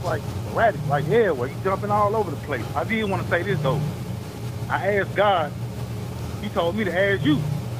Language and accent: English; Tennessee, United States; I'm from Tennessee.